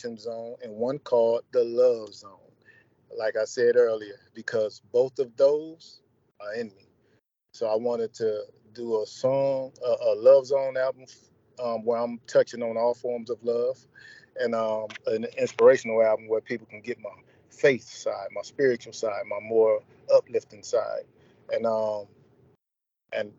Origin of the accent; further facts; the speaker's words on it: Toledo, Ohio, United States; my hometown also, Toledo, Ohio